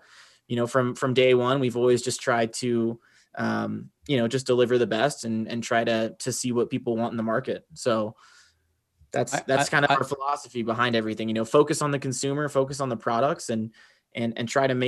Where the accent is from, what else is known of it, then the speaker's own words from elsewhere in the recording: Roanoke, Virginia, United States; Born and bred in Roanoke, Virginia, which is a Southwest Virginia.